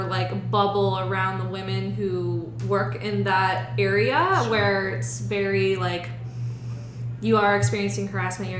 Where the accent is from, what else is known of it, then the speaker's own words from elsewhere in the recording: New Jersey, United States; I'm from New Jersey